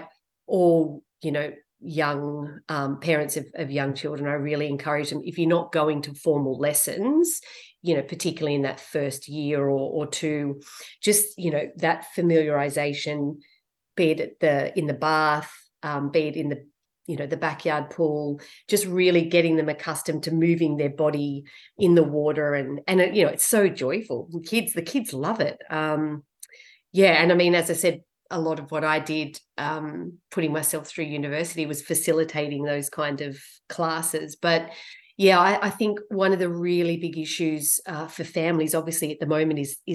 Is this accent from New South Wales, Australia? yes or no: yes; Sydney, New South Wales, Australia; I grew up in Western Sydney